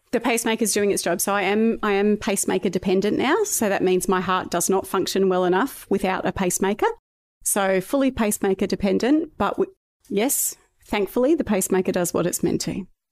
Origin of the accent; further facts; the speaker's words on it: Ballarat, Victoria, Australia; also born or lived in Melbourne; I was born in Melbourne, but I was raised from two years of age in Ballarat in Victoria